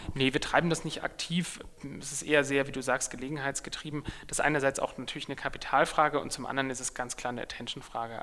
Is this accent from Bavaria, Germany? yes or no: yes; Munich, Bavaria, Germany; in meiner Heimatstadt